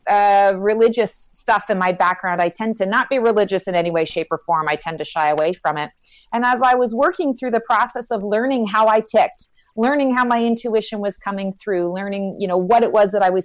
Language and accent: English; Canada; moved away as an adult; now in Raleigh, United States; I'm actually Canadian